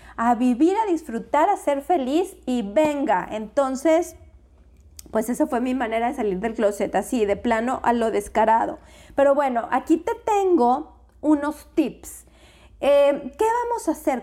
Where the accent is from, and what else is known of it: Mexico